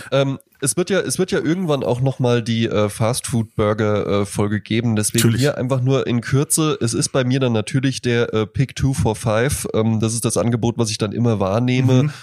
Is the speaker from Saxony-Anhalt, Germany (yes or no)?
no; Rhine-Main area, Hesse, Germany; ich komme ja halt aus dem Rhein-Main-Gebiet